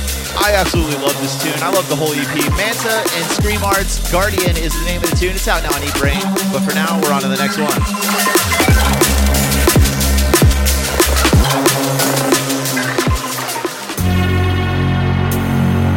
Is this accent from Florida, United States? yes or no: yes; Florida, United States; moved away; I'm originally from Florida